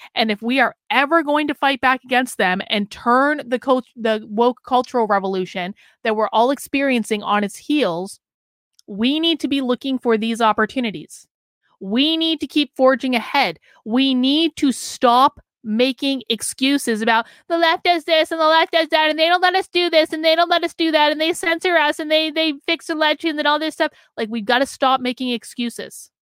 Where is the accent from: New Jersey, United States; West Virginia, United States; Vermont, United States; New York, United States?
Vermont, United States; my home state of Vermont